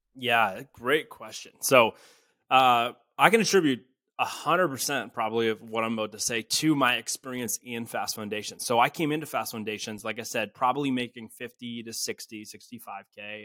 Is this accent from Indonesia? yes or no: no; Canada; I'm from Canada. I'm from a small town.